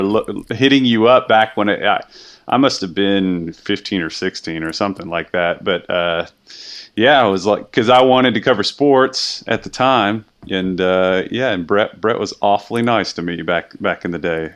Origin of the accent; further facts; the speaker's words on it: Cox's Creek, Kentucky, United States; I'm from Cox's Creek